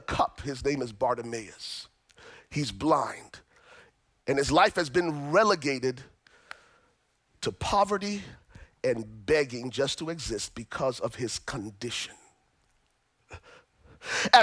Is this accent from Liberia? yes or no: yes; Liberia; now in United States; I'm originally from Liberia, West Africa. I came to the States after surviving the Liberian Civil War